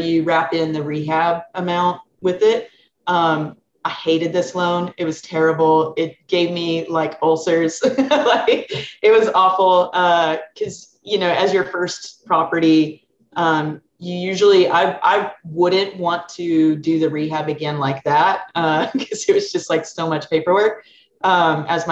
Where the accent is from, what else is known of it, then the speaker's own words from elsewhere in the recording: Sherrill, Arkansas, United States; moved away as an adult; now in San Francisco Bay Area, United States; I'm from Arkansas, a really small town called Sherrill, 126 population